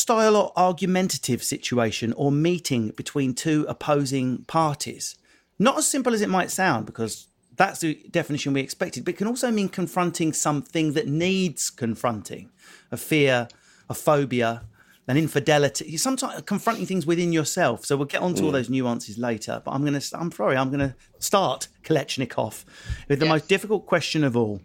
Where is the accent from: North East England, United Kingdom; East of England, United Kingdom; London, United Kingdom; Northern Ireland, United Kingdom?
East of England, United Kingdom; Essex; accent: Essex; seeing as I'm from Essex